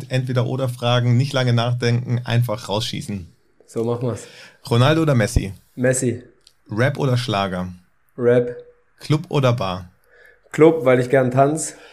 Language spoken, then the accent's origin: German; Freiburg, Baden-Württemberg, Germany; Freiburg, weil es meine Heimat ist.